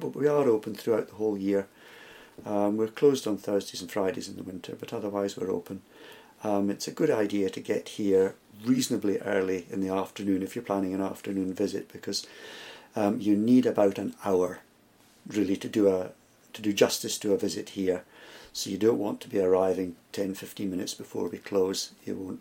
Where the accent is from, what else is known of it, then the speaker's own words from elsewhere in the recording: Scotland, United Kingdom; being Scottish